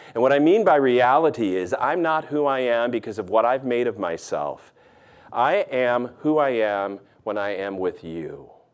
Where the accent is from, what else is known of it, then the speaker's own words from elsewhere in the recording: the North, United States; moved away; also born or lived in the South (US); I've lived in the South enough, even though I'm a Yankee from the North